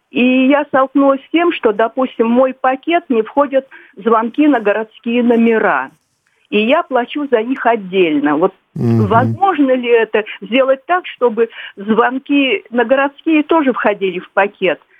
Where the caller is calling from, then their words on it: Moscow Oblast, Russia; Добрый день … я из Подмосковья.